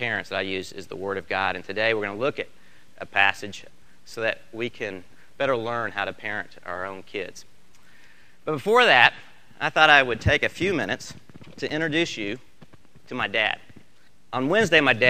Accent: Oklahoma City, Oklahoma, United States; also born or lived in Texas; I was born in Oklahoma City

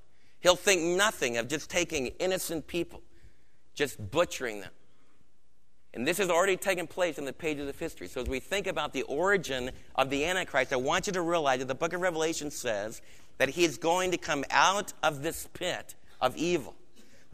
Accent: Adirondacks, New York, United States; where I was raised in the Adirondacks

